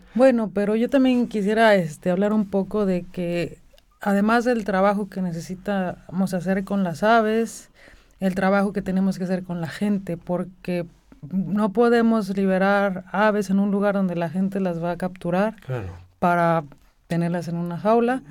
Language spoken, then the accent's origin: Spanish; Mexico; moved away as an adult; also born or lived in Mexico City; now in Vienna, Austria; como para la mayoría de mexicanos